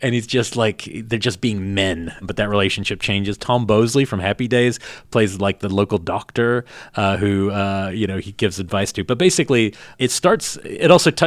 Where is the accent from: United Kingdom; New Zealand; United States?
New Zealand; moved away; I grew up with him in New Zealand